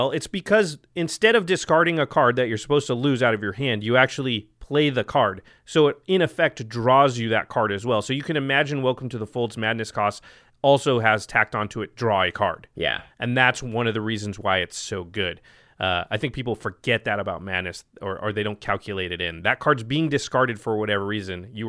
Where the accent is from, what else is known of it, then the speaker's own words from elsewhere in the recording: Portland, Oregon, United States; I'm from Portland